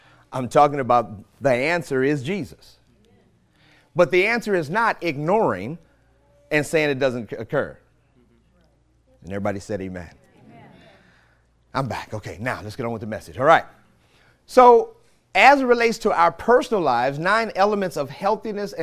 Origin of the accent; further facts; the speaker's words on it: St. Louis, Missouri, United States; moved away; my hometown, Ferguson, St. Louis or St. Louis, Missouri